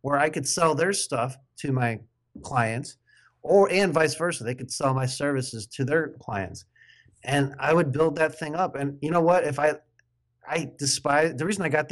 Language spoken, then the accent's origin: English; Midwest, United States; accent: Midwest; now in Oregon, United States; you would know how sloppy my accent is from the Midwest. I live in the West Coast of Oregon now